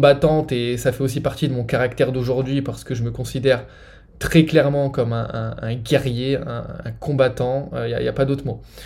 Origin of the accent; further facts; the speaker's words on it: France; moved away as an adult; j'ai grandi, euh, j'ai grandi en France, hein. ça fait 7 ans que j'ai quitté la France maintenant